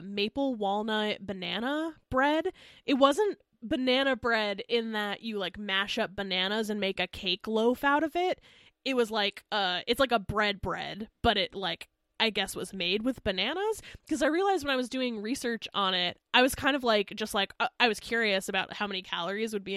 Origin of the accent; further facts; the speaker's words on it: Pennsylvania Dutch country, United States; I grew up in Pennsylvania, in like Pennsylvania Dutch country